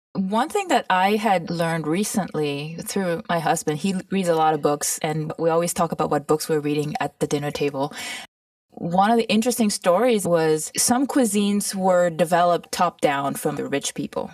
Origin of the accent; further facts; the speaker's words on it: Mauritius; also born or lived in Toronto / California; now in United States; I grew up in Mauritius, which is a tiny tropical island